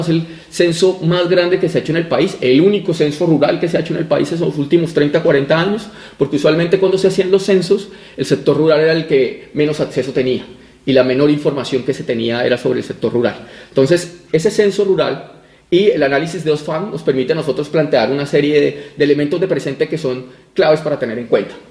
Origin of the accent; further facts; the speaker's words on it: Huila, Colombia; vengo del departamento del Huila